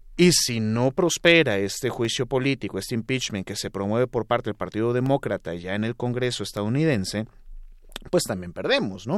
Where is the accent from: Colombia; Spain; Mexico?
Mexico; México, nuestro país